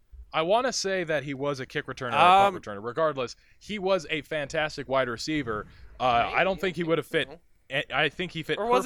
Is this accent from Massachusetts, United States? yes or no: no; Bismarck, North Dakota, United States; I'm from Bismarck, when Minneapolis is the closest thing to me.